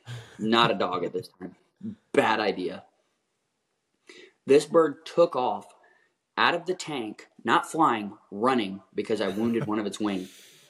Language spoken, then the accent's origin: English; Pacific Flyway, United States; I grew up in the Pacific Flyway, and I never shot a cinnamon.